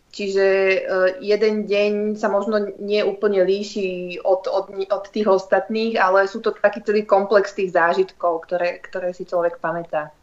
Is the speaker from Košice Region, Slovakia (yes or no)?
no; Trenčín, Trenčín Region, Slovakia; also born or lived in Netherlands; ja som z Trenčína